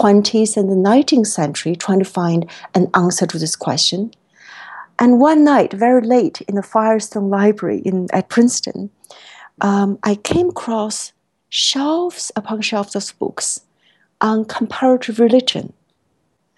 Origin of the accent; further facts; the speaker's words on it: China; moved away as an adult; now in United States; being a student originally born and raised in China. I came to the States for college and then graduate school